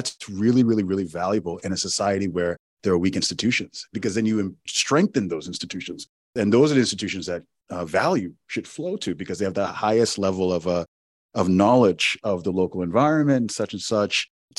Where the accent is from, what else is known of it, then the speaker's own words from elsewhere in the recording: Owerri, Imo, Nigeria; we had land that in my hometown in Owerri, Nigeria, that was just taken from us.